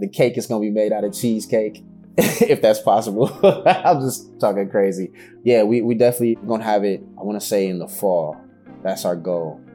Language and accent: English; Detroit, Michigan, United States; I'm from the west side of the best city in the planet, Detroit, Michigan.